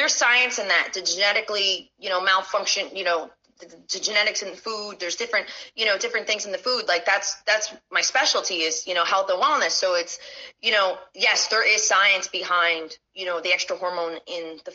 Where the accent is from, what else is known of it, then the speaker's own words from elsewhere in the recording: United States; I'm American. I still was born and raised in this country.